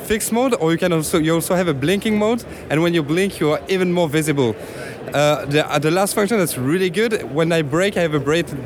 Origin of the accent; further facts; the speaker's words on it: France; now in Los Angeles, United States; I grew up in France